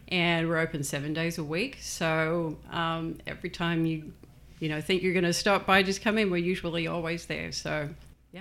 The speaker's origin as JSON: {"language": "English", "country": "Australia", "tie": "born or raised there", "also_born_or_lived": "New Zealand", "moved": "yes", "lives_now": "United States", "said": "I was born in New Zealand and grew up in Australia."}